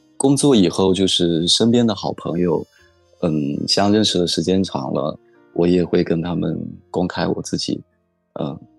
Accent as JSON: {"language": "Chinese", "town": "Xiamen", "region": "Fujian", "country": "China", "said": "我是来自福建省厦门市"}